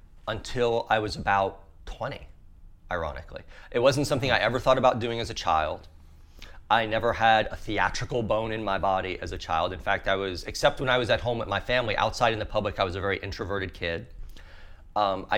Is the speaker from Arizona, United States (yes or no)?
no; southern Louisiana, United States; I grew up in southern Louisiana.